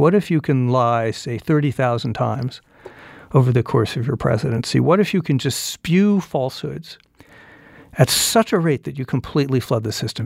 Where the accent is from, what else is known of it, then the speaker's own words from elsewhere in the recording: Phoenix, Arizona, United States; moved away; I was born in Phoenix in, uh, Saint Joseph's Hospital, not far from here, nineteen sixty